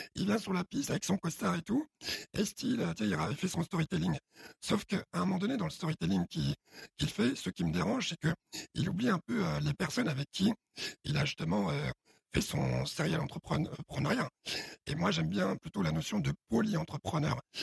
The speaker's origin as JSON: {"language": "French", "town": "Paris", "region": "Île-de-France", "country": "France", "tie": "born or raised there", "also_born_or_lived": "Chad", "said": "Je suis adopté, je grandis à Odéon."}